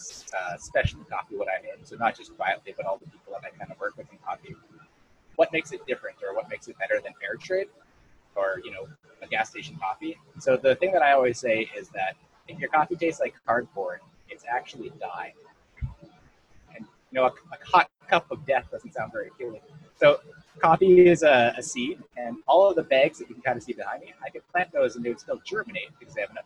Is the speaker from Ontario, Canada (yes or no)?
no; Saskatchewan, Canada; moved away as an adult; also born or lived in Toronto or Montreal; now in Hastings County, Canada; when I moved away from Saskatchewan